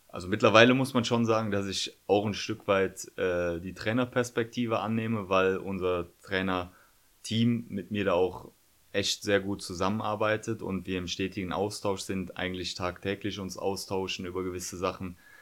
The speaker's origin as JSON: {"language": "German", "town": "Cologne", "region": "North Rhine-Westphalia", "country": "Germany", "tie": "born or raised there", "said": "Ich bin gebürtiger Kölner"}